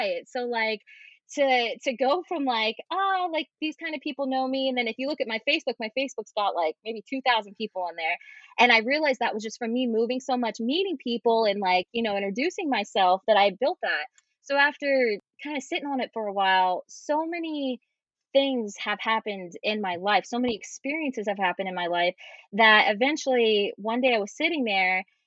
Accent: West Virginia, United States; also born or lived in Florida; now in Los Angeles, United States; I am originally from West Virginia. I am a very not country girl, but just from the backwoods. I grew up in a very isolated area.

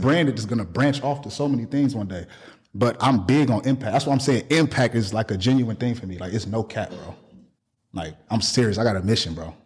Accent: Milwaukee, Wisconsin, United States; moved away; I'm from Milwaukee

